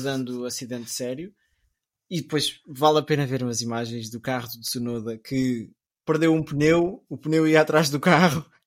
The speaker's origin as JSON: {"language": "Portuguese", "country": "Portugal", "said": "eu sou português"}